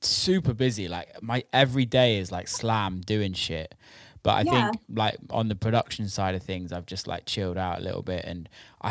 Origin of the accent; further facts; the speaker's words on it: England, United Kingdom; I'm English